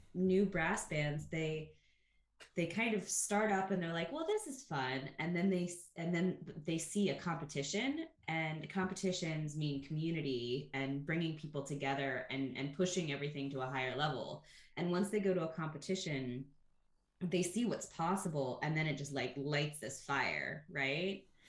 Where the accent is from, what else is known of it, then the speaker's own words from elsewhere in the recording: Ohio, United States; moved away as an adult; also born or lived in United Kingdom; when I was a kid growing up in Ohio